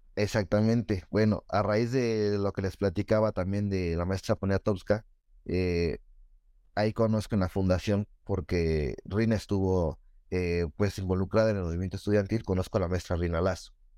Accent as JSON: {"language": "Spanish", "town": "Nezahualcóyotl", "region": "State of Mexico", "country": "Mexico", "tie": "born or raised there", "said": "crecí en Ciudad Neza"}